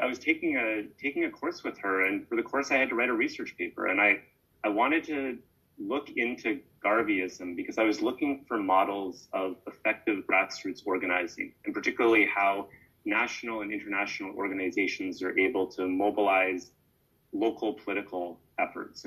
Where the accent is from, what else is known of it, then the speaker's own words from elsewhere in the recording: Canada; I grew up in Canada